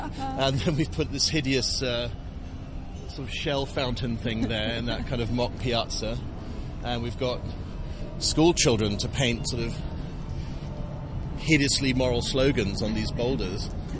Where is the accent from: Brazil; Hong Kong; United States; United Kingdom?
Hong Kong; also born or lived in New Territories; the first home I remember was Sham Shui Po Police Station. My father was the resident inspector. Before that, we lived in the New Territories.